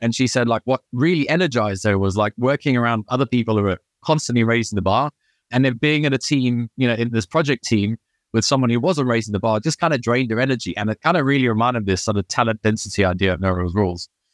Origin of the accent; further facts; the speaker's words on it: Durban, KwaZulu-Natal, South Africa; moved away as an adult; also born or lived in United Kingdom; now in Chamonix, France; I grew up in Durban